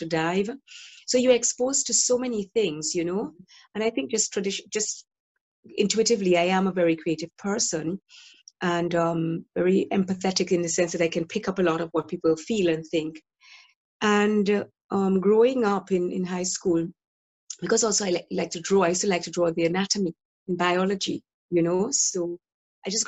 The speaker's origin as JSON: {"language": "English", "country": "Dominica", "moved": "yes", "lives_now": "Brighton and Hove, United Kingdom", "said": "I'm originally from Dominica"}